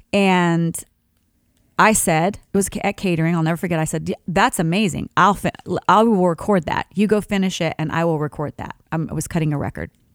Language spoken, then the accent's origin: English; Sharon, Kansas, United States; moved away; my hometown of Sharon, Kansas, there's a church that's a Christian church that I actually, you know, grew up singing in with my dad